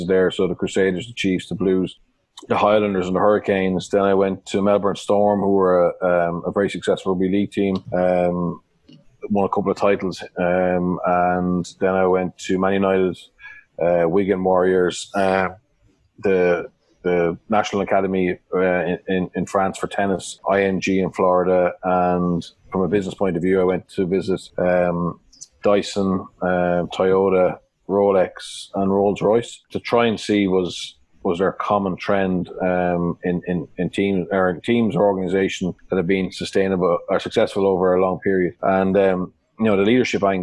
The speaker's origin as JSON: {"language": "English", "area": "Wicklow-Carlow border, near Tullow and Shillelagh", "region": "Leinster", "country": "Ireland", "tie": "born or raised there", "said": "I grew up on the Wicklow-Carter border, 5 miles from Tullow, 5 miles from a place called Shillelagh. My father's a cattle dealer, so I grew up on a farm"}